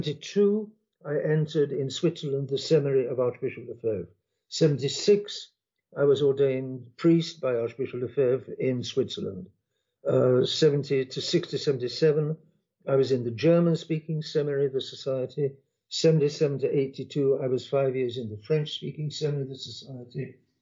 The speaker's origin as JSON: {"language": "English", "region": "London", "country": "United Kingdom", "tie": "born or raised there", "also_born_or_lived": "Gold Coast, West Africa / Argentina", "moved": "as an adult", "said": "in 1940. That's 83 years ago, so I'm getting an old man. I was born in London, in the area of London. I lived in England for the next 20 years, or 21 years."}